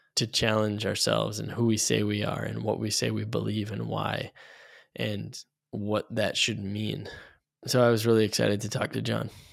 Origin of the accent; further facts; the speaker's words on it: Canada; moved away as an adult; now in Chicago, United States; I grew up in Canada until I was twenty-three. I moved down to Chicago